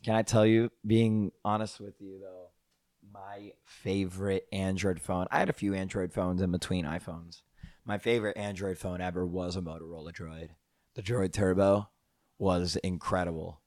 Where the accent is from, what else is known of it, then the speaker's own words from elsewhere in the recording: New Jersey, United States; Growing up in North Jersey